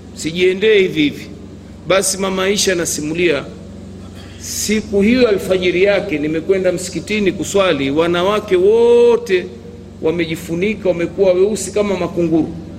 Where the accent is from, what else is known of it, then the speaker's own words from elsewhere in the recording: Bonde, Tanga Region, Tanzania; kule kwetu Bonde